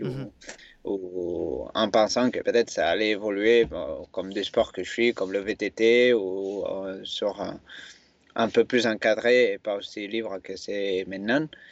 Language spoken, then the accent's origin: French; a village near Barcelona, Catalonia, Spain; French is a second language; moved away as an adult; also born or lived in Font-Romeu, France; now in France; je suis né en Espagne, euh, en euh, dans un village proche de Barcelone